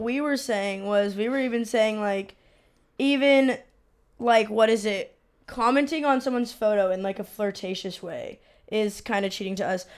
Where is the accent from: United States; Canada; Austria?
United States; San Diego, California; I'm from San Diego, uh, but my but I'm Mexican